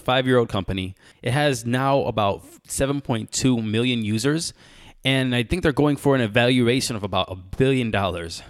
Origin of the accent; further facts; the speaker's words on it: United States; I am American